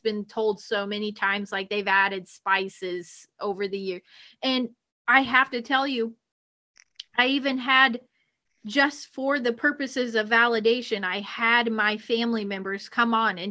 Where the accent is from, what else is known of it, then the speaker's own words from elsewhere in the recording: Kentucky, United States; we're Hicks from Kentucky